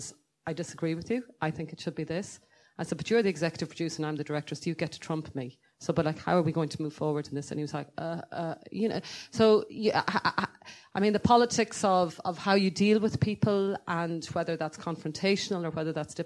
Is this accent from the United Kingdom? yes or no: no; Ireland; I am so advantaged by being Irish